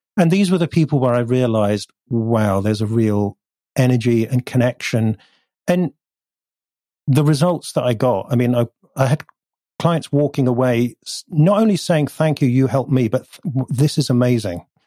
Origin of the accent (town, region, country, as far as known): North Devon, South West England, United Kingdom; born or raised there; also born or lived in Bath; now in Bristol, United Kingdom